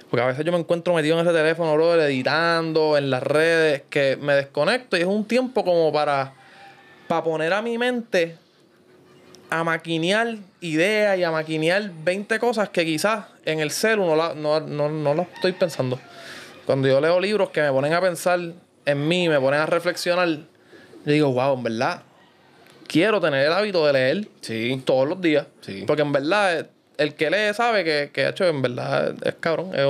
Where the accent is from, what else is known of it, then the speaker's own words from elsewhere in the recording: Guaynabo, Puerto Rico; yo soy de Guaynabo